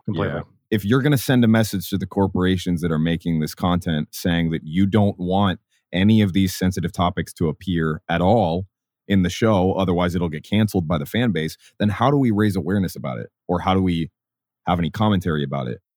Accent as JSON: {"language": "English", "region": "Minnesota", "country": "United States", "tie": "born or raised there", "also_born_or_lived": "St. Paul, Minnesota", "moved": "yes", "lives_now": "San Diego, United States", "said": "I grew up in Minnesota"}